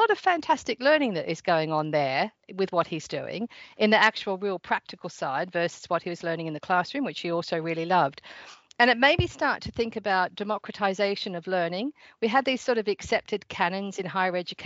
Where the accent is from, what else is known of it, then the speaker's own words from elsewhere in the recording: Australia; accent: Surrey and Australian mix; moved away as an adult; now in United Kingdom; So I'm from Australia, but I've been living here in the UK for about 20 years.